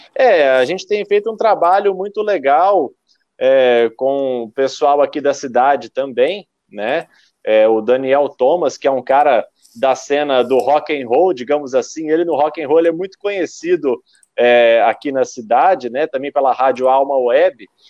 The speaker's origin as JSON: {"language": "Portuguese", "town": "Londrina", "region": "Paraná", "country": "Brazil", "tie": "born or raised there", "also_born_or_lived": "São Paulo / Piracicaba / Campinas / Joinville", "said": "eu sou de Londrina. Eu fiquei aqui até os meus 18, quase 19 anos de idade"}